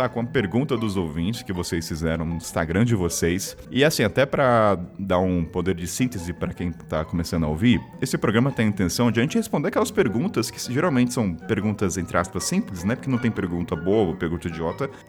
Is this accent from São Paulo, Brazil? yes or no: no; Rio de Janeiro, Brazil; Ah, sou sou do Rio de Janeiro.